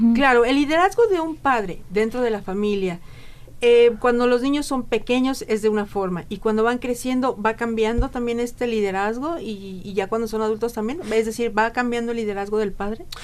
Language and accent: Spanish; Mexico; en el interior de nuestra República Mexicana